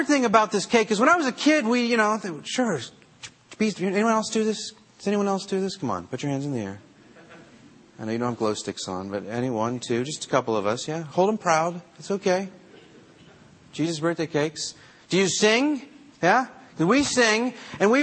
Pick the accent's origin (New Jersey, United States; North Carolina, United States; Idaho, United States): New Jersey, United States; I'm from Jersey